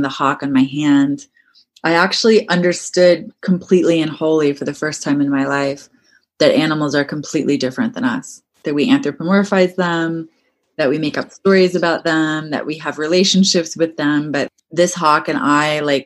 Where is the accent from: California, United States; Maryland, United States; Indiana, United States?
Maryland, United States; I grew up around deer in Maryland